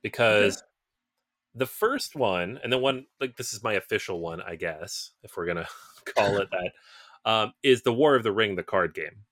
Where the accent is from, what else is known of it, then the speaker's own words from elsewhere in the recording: Seattle, Washington, United States; moved away as an adult; I'm from the Pacific Northwest, I'm from Seattle, it's where I was born, I spent most of my time there until I was about twenty-three, twenty-four